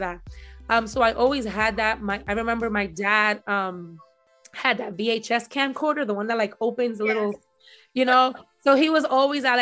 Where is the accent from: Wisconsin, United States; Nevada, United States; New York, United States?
New York, United States; New York City; I grew up in the Marcy Projects in Brooklyn